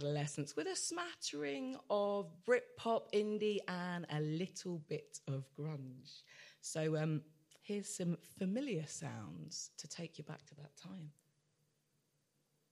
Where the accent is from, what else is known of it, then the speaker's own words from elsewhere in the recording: Watford, East of England, United Kingdom; now in Birmingham, United Kingdom; I grew up in Watford